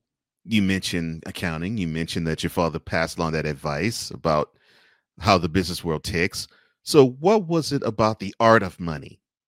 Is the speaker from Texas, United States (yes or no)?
yes; Houston, Texas, United States; I grew up in Houston